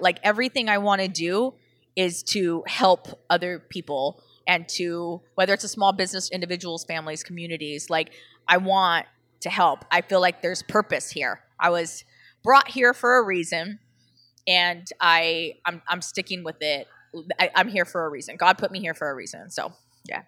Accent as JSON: {"language": "English", "region": "Southern California", "country": "United States", "said": "I'm from Southern California"}